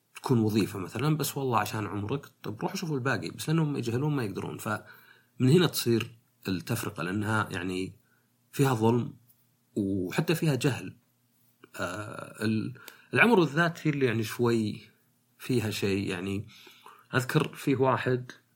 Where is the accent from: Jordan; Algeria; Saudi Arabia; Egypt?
Saudi Arabia; عندنا في السعوديه